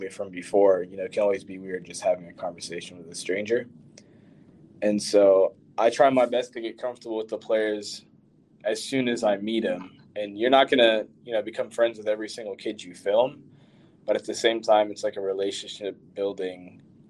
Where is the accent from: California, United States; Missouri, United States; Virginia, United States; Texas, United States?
Virginia, United States; Northern; I'm from Northern Virginia, not too far from DC